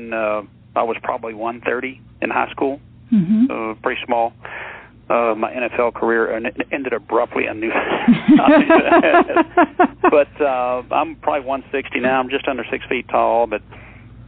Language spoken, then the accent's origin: English; Texas, United States; growing up in Texas down here